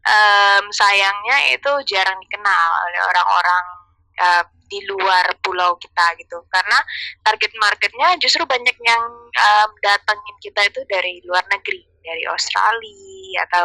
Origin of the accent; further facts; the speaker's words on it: Balikpapan, East Kalimantan, Indonesia; pertama kali aku masuk kuliah terus aku memperkenalkan diri kalau aku dari kota Balikpapan like they don't know di mana itu Balikpapan